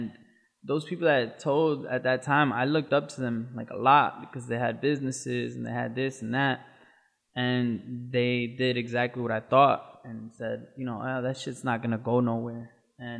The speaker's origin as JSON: {"language": "English", "town": "Waterbury", "region": "Connecticut", "country": "United States", "tie": "born or raised there", "said": "I grew up in Waterbury, Connecticut"}